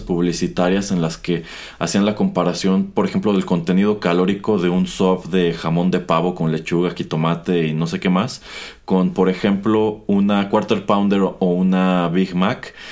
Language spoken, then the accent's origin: Spanish; Mexico